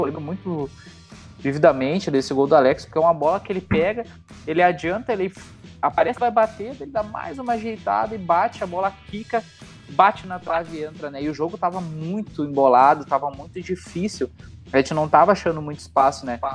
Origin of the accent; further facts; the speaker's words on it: Santa Maria, Rio Grande do Sul, Brazil; nós somos de Santa Maria, nós temos a mesma, mesma faixa de idade